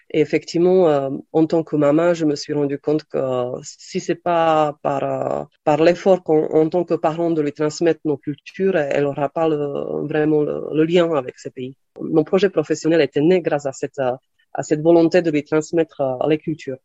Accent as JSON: {"language": "French", "country": "Slovakia", "tie": "born or raised there", "also_born_or_lived": "Lille, France / New York, United States", "second_language": "French", "moved": "as an adult", "lives_now": "Aix-en-Provence, France", "said": "je suis née en Slovaquie et à 18 ans, je suis partie en France pour faire mes études à Lille"}